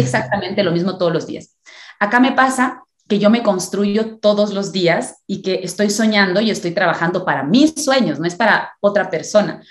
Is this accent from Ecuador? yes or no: yes; Ecuador; yo soy ecuatoriana, tengo 33 años